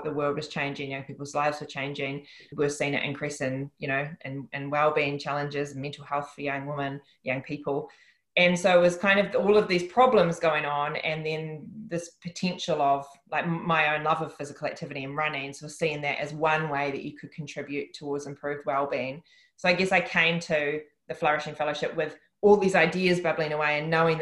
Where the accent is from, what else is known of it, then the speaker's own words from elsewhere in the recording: Upper Hutt, Wellington, New Zealand; it's my memories and my childhood and my upbringing that has made me, been part of making me who I am. So I'm just really proud to be from the place that I'm from, and that's Upper Hutt.